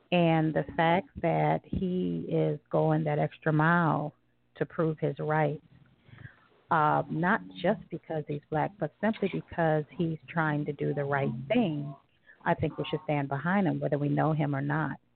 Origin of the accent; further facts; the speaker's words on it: Southern United States, United States; I grew up in the South, where it was uh, predominantly, you know, white Caucasian area